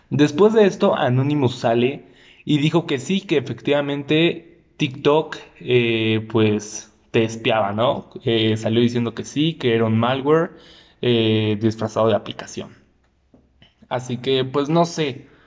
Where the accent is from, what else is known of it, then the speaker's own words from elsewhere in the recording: Mexico; por ejemplo, uno siendo mexicano